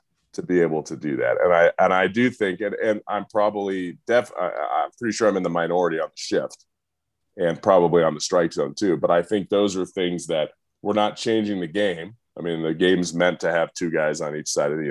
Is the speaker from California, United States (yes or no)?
yes; San Diego, California, United States; I grew up in San Diego